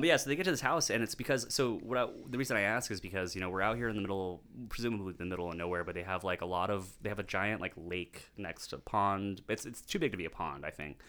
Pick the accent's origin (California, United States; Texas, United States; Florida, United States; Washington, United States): Texas, United States; being born and raised in Texas